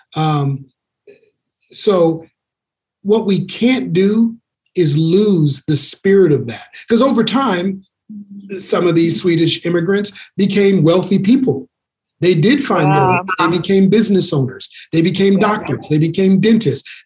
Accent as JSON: {"language": "English", "town": "Minneapolis", "region": "Minnesota", "country": "United States", "tie": "born or raised there", "said": "my hometown, Minneapolis"}